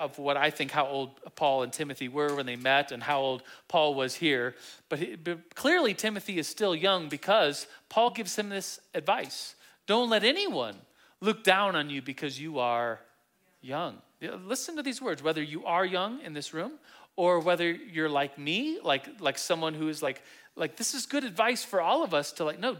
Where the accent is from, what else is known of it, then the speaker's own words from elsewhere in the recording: Turkey; born there; my dad was stationed in the Air Force, in an Air Force base in Turkey, and 44 years ago, I was born in Turkey.